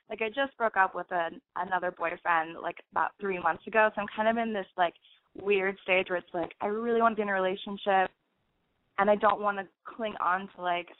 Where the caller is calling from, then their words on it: Portland, Oregon, United States; Hi, I'm calling from Portland, Oregon. I'm 27